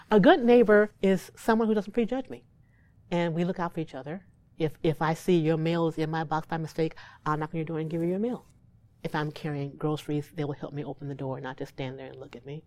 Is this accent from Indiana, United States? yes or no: yes; Gary, Indiana, United States; I'm from Gary